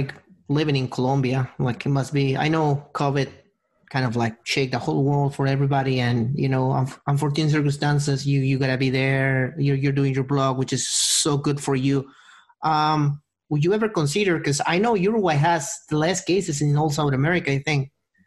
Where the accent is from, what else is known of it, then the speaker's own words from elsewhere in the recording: Halifax, Nova Scotia, Canada; Another question for you is we're from Halifax.